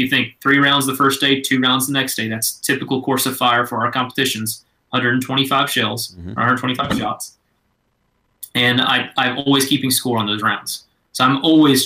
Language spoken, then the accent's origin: English; Georgia, United States; moved away as an adult; now in Fort Worth, United States; growing up in Georgia, we were quail hunters